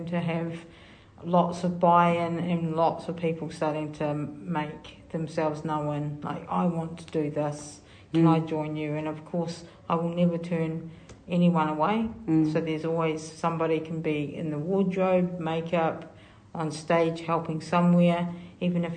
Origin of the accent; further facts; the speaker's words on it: Hamilton, Waikato, New Zealand; also born or lived in South Auckland; I'm from Kirikiri Roa, but born up in South Auckland